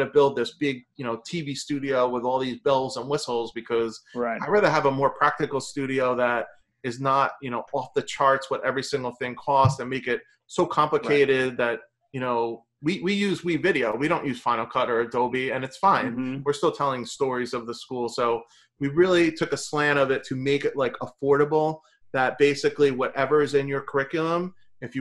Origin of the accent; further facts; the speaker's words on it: New Jersey, United States; I'm from New Jersey.